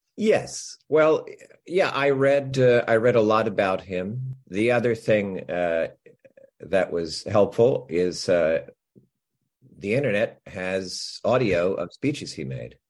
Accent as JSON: {"language": "English", "region": "New Jersey", "country": "United States", "tie": "born or raised there", "said": "I grew up in New Jersey"}